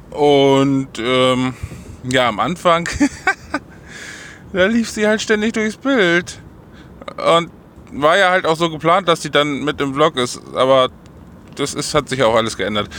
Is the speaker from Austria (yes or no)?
no; Holdenstedt, Lower Saxony, Germany; Holdenstedt, also mein Heimatort.